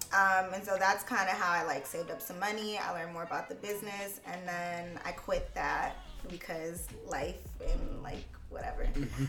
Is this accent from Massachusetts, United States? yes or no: no; Houston, Texas, United States; moved away as an adult; also born or lived in Washington, District of Columbia, United States; now in New York, United States; I'm from Houston, Texas.